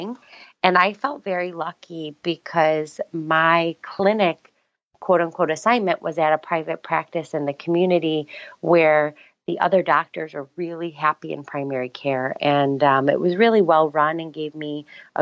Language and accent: English; East Coast, United States; I'm from the East Coast.